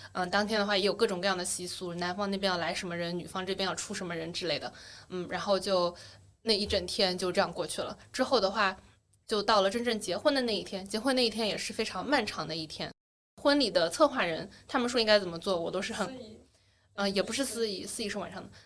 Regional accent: Wenzhou, Zhejiang, China; moved away as an adult; also born or lived in Beijing / United States; now in Shanghai, China; 我是温州人

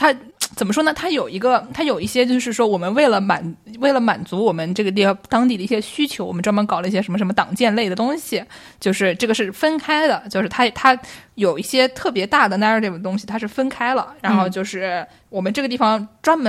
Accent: Nujiang, Yunnan, China; 我是我是云南的，

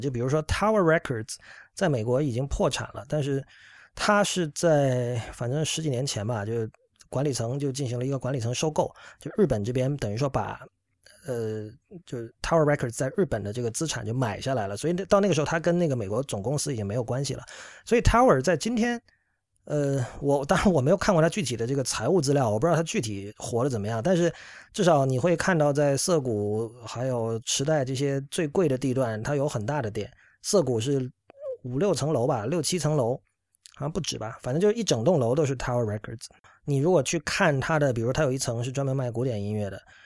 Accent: China; 我是作为一个中国人，但是从美国的视角来观察日本的

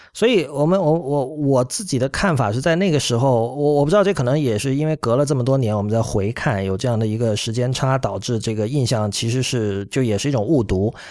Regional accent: Shenzhen, Guangdong, China; 我作为一个在深圳长大的人，当年这个春游还有学校组织各种活动，我没少去这样的地方

